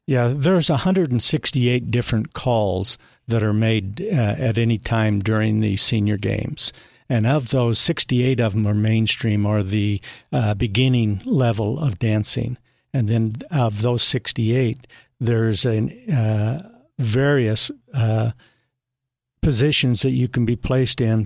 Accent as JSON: {"language": "English", "region": "northern Utah", "country": "United States", "tie": "born or raised there", "said": "I'm a native Utahn from northern Utah and moved down, uh, here in nineteen ninety-two"}